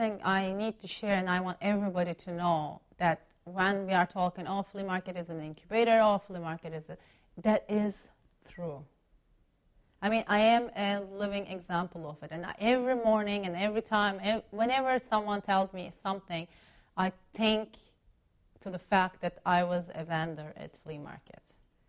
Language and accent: English; Chicago, Illinois, United States; now in Washington, United States; Yeah, in Chicago, yeah. For family you know, reasons, we moved from Chicago to, in 2005, to the D.C.